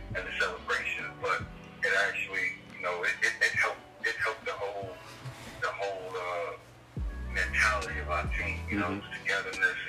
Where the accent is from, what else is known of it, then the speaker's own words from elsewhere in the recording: New York City, New York, United States; Him and I grew up in Queens since we was about 10, 12 years old